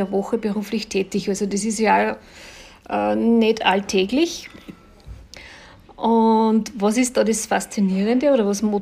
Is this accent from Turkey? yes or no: no; Linz, Upper Austria, Austria; ich komme ja aus Linz